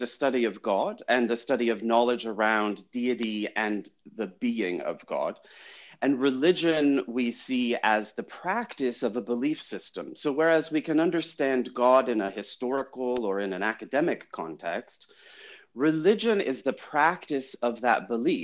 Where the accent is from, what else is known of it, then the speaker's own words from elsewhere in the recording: France; moved away as an adult; also born or lived in United States / Chicago; now in London, United Kingdom; I was born in the United States. I grew up in France.